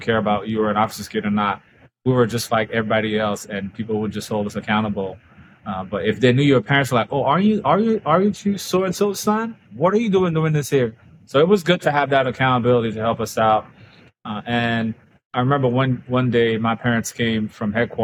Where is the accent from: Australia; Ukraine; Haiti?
Haiti; now in Florida, United States; growing up in Haiti